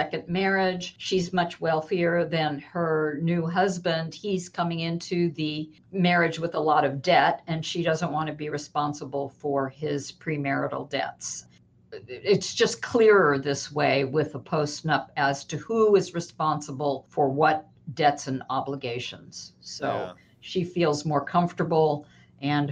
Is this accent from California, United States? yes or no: yes; Los Angeles, California, United States; I am born and raised in Los Angeles.